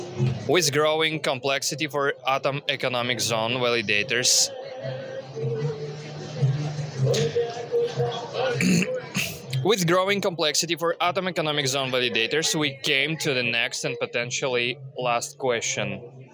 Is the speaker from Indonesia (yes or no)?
yes; Bali, Indonesia; born there; Me too. I was born here.